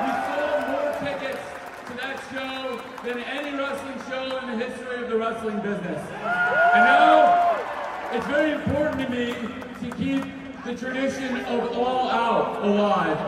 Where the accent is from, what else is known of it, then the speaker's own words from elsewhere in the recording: Champaign, Illinois, United States; I'm from the great state of Illinois myself. I grew up here, I grew up downstate in Champaign